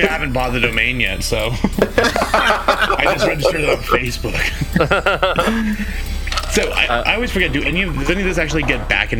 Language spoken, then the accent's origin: English; Temecula, California, United States; moved away; my hometown in California, Temecula